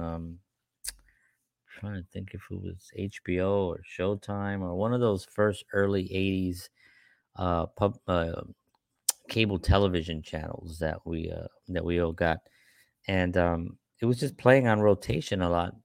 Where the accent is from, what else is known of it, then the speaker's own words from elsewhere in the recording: New York City, New York, United States; I grew up in the Bronx